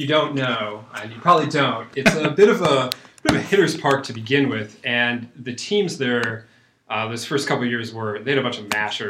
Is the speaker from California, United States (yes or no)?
no; Ohio, United States; I grew up in Ohio, where college baseball is not that big of a deal.